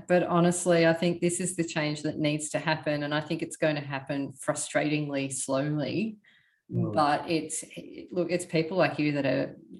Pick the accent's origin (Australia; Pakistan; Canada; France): Australia; Melbourne, Victoria; now in Queensland, Australia; I'm from Melbourne originally, but I'm up in Queensland now. I defected.